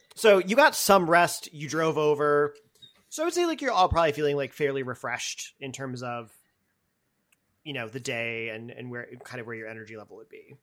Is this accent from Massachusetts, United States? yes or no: yes; Boston, Massachusetts, United States; as a Bostonian